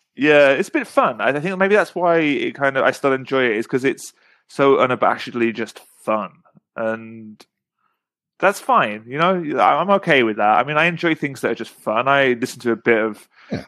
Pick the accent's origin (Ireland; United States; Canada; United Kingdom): United Kingdom; England; moved away; just being an English person who speaks Korean